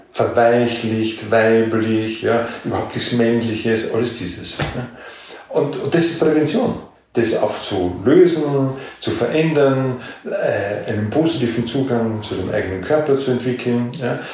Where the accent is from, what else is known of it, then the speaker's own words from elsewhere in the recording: Austria; wir sind da in dieser Bundesarbeitsgemeinschaft integriert, so als Exoten, als Österreicher